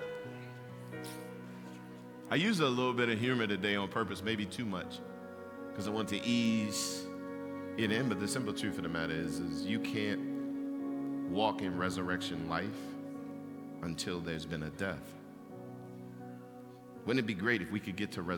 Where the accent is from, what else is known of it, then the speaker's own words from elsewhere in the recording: Baltimore, Maryland, United States; I grew up in East Baltimore